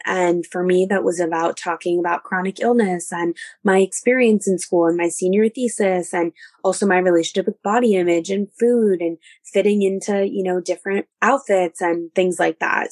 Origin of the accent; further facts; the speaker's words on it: New York City, New York, United States; I grew up in New York City